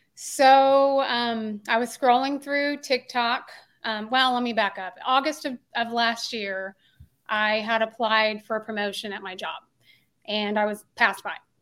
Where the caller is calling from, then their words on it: Tulsa, Oklahoma, United States; I'm calling in from Tulsa, Oklahoma